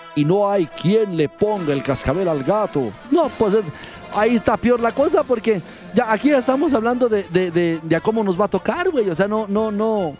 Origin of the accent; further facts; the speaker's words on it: Mexico; Soy mexicano